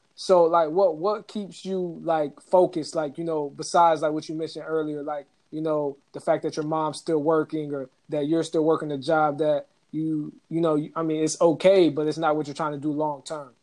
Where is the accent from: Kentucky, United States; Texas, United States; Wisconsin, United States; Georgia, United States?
Georgia, United States; Atlanta; Atlanta, my hometown